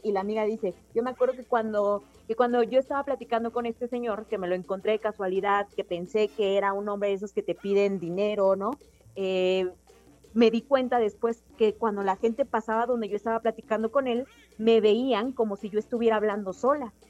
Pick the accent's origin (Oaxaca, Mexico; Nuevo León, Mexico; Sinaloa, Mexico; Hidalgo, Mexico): Oaxaca, Mexico; yo soy de Oaxaca